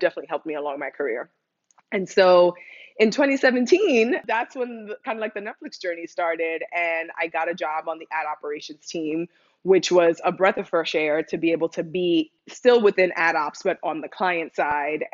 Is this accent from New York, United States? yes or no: yes; New York, United States; moved away as an adult; also born or lived in Dominican Republic (ancestry); now in Los Angeles, United States; I'm Dominican American, first gen kid, which I feel like a lot of folks listening can relate to, and grew up in New York, in the Bronx specifically